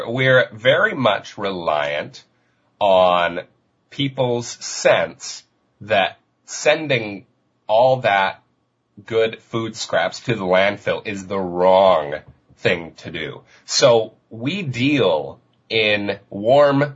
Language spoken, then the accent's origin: English; Denver, Colorado, United States; also born or lived in Vancouver, Canada; now in Victoria, Canada; I'm originally from Denver, Colorado, and I moved